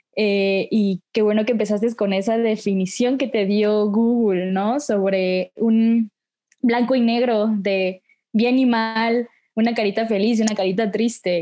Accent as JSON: {"language": "Spanish", "region": "Oaxaca", "country": "Mexico", "said": "soy de Oaxaca, neta muy orgullosa oaxaqueña"}